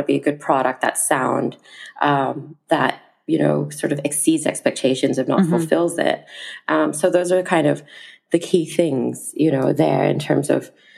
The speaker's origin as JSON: {"language": "English", "country": "Malaysia", "moved": "as an adult", "said": "I wanted to be working, you know, in my home country as well"}